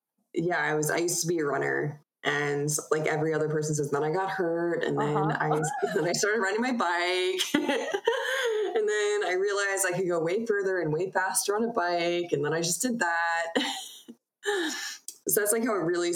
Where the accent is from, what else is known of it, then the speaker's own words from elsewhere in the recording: Broomfield, Colorado, United States; also born or lived in Staten Island, New York; I moved to Colorado